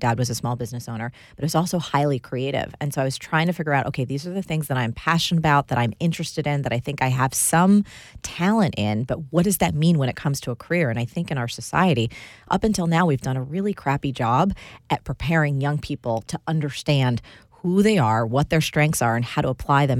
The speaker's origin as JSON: {"language": "English", "region": "New Jersey", "country": "United States", "tie": "born or raised there", "said": "I am. I grew up in New Jersey to an Italian-American home. Our home was the kind that had plastic covers on the couches."}